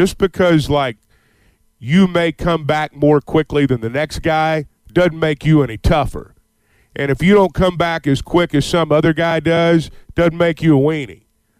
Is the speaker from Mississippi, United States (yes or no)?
yes; Sardis, Mississippi, United States; I grew up in Sardis, and, I think it's a big game for him.